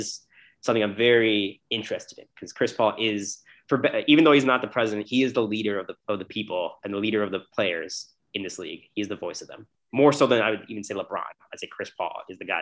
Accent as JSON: {"language": "English", "country": "Canada", "moved": "yes", "lives_now": "Chicago, United States", "said": "I'm Canadian"}